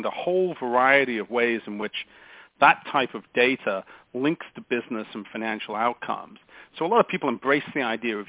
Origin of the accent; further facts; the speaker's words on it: England, United Kingdom; moved away as an adult; also born or lived in United States; now in California, United States; So I'm an Englishman by birth and an American by naturalization.